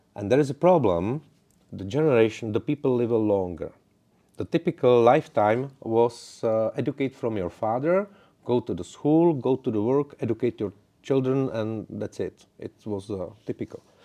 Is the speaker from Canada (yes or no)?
no; Czechia; English is a second language; I'm from the Czech Republic